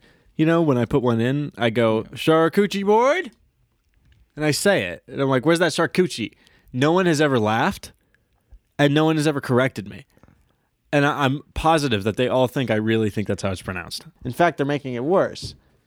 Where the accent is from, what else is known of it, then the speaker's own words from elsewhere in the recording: Long Island, New York, United States; moved away; I'm from Long Island